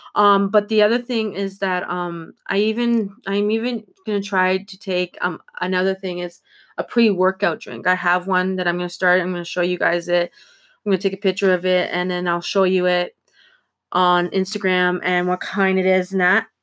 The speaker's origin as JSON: {"language": "English", "region": "Ontario", "country": "Canada", "said": "I'm from Ontario"}